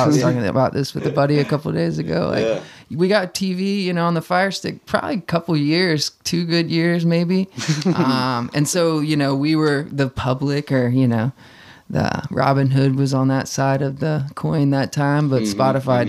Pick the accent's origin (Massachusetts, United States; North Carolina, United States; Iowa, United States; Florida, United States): North Carolina, United States; New Bern; I am from New Bern, North Carolina.